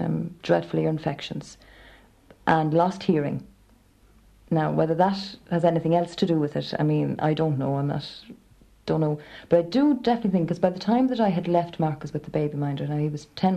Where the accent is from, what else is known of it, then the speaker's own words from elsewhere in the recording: Dublin, Leinster, Ireland; first language Irish; I was brought up in Dublin speaking Irish